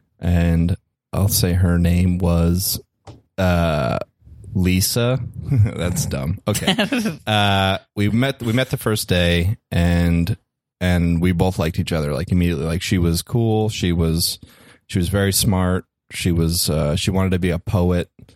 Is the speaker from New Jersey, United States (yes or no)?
yes; New Jersey, United States; moved away; also born or lived in New York; I'm from the East Coast. I grew up in New Jersey and I lived in New York.